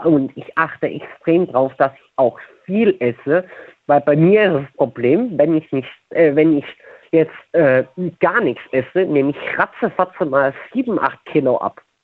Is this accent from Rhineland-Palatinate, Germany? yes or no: yes; Tiefenthal, Rhineland-Palatinate, Germany; ich bin aus Tiefental.